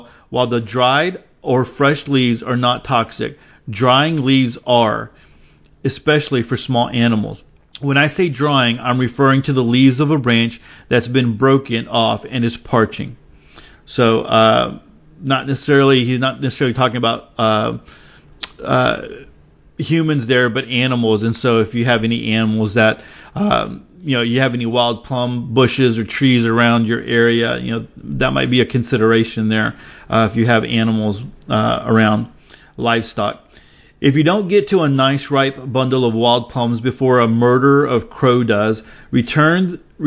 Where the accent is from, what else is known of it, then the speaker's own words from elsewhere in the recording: Dickens County, Northwest Texas, United States; I grew up in Dickens County, which is Northwest Texas in the Rolling Plains region